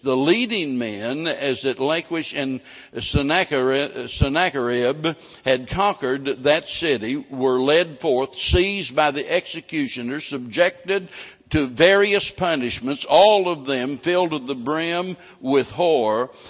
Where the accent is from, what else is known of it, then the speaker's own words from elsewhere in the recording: Missouri, United States; now in Texas, United States; growing up in Missouri